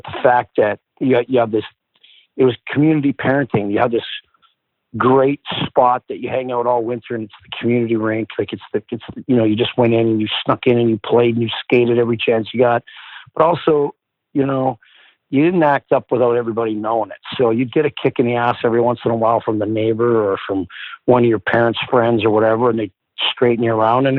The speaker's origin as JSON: {"language": "English", "town": "Porcupine Plains", "region": "Saskatchewan", "country": "Canada", "tie": "born or raised there", "said": "I felt like I was lucky that I got to be there"}